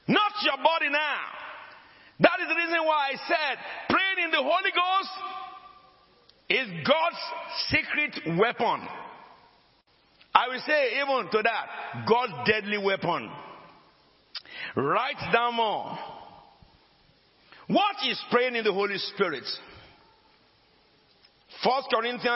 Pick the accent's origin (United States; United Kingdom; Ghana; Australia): Ghana; Ashanti; first language Ashanti Twi; English is a second language; I am a Ghanaian. I speak Ashanti.